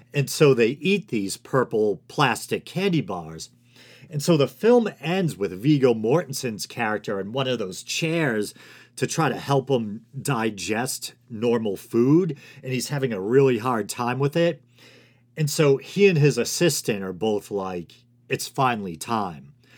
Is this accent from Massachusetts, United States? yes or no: yes; Boston, Massachusetts, United States; accent: Boston; Me with my accent, with this ridiculous, uh, Boston accent.